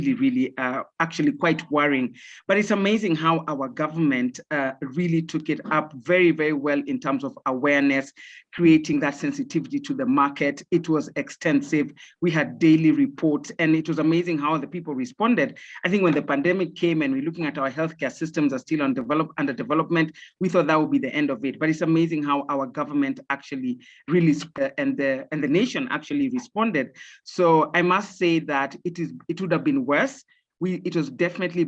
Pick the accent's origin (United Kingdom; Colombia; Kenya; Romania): Kenya; also born or lived in Zimbabwe / Germany; So I grew up in Kenya. Technically, I grew up in Kenya, but for my further education, I did leave the country